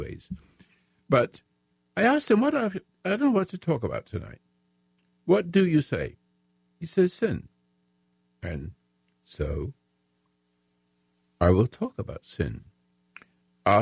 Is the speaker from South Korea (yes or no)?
no; England, United Kingdom; moved away as an adult; now in United States; I'm American. I'm in English, but I'm an American, patriot right now, if I may say so. And I've been in the military in the Royal Sussex Regiment in England during the World War.